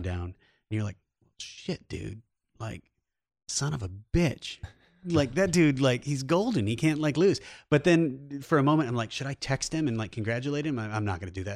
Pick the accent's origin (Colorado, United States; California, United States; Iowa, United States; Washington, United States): Iowa, United States; also born or lived in New York City; now in Los Angeles, United States; we both grew up in rural, rural areas. I'm, I'm from Iowa